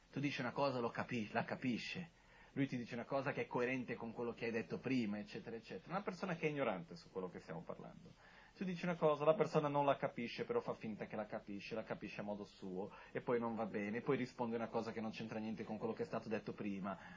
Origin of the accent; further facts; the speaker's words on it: India; io sono anche cresciuto in monastero in India